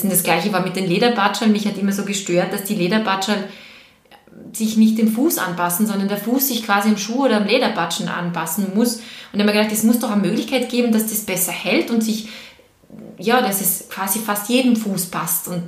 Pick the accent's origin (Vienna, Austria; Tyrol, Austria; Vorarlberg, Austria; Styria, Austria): Vorarlberg, Austria; now in Graz, Austria; ich bin aus Vorarlberg, ich bin gebürtige Vorarlbergerin und ich fahre mehrmals im Jahr nach Hause ich nenne es nach Hause.